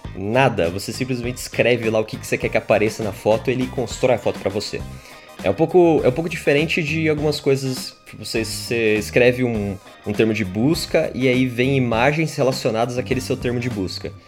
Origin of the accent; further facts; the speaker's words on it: São Paulo, Brazil; a gente é de São Paulo